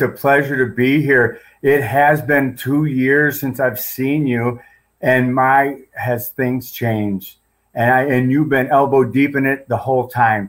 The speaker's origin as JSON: {"language": "English", "town": "Gurnee", "region": "Illinois", "country": "United States", "tie": "born or raised there", "said": "spent most of my life in the Chicagoland area, born and raised up in Gurnee, Illinois."}